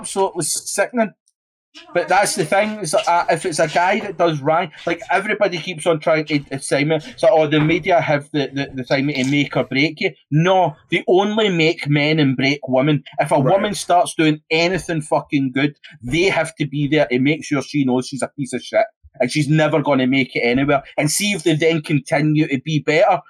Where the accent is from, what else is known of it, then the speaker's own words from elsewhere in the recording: Scotland, United Kingdom; I'm fucking Scottish.